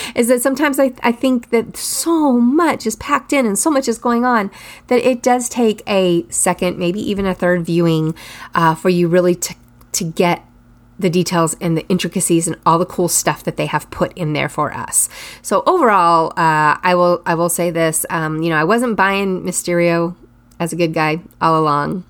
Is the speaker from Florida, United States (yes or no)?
no; Texas, United States; I'm from Texas